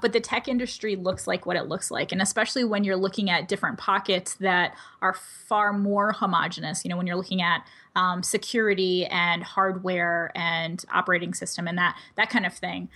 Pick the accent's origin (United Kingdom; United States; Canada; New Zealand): United States; first language English; I speak English as a first language. I'm mostly abled. I grew up in the United States